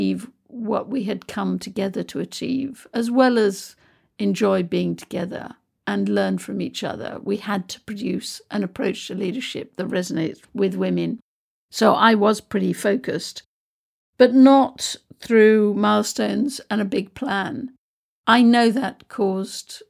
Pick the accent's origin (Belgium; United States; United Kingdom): United Kingdom; I'm British